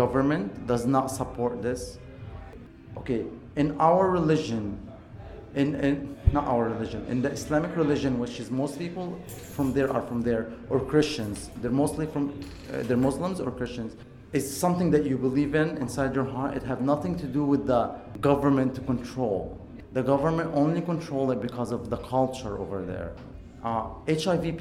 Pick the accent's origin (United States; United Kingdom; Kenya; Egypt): Egypt; moved away; I'm Egyptian, I'm from Egypt